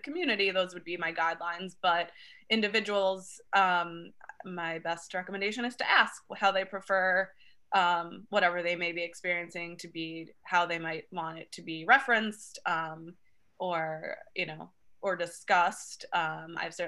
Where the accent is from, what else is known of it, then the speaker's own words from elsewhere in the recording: Long Island, New York, United States; now in New York City, United States; I was born and raised on Long Island, and I came to Manhattan